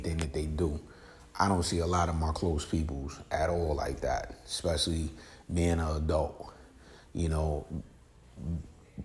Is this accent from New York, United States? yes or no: yes; New York, United States; I'm from New York